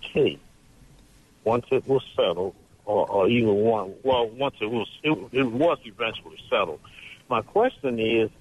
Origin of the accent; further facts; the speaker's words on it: New Orleans, Louisiana, United States; now in Hattiesburg, United States; I'm from Louisiana, from New Orleans, but I've been here in Hattiesburg a while